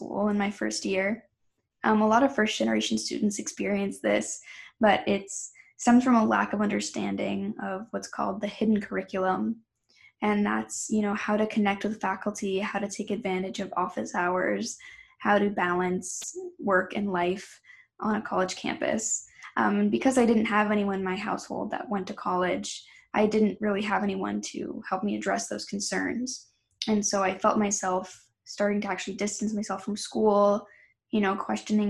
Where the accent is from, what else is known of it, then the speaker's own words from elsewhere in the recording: Milford, New Hampshire, United States; I'm from Milford, New Hampshire. We had a lot of students in my high school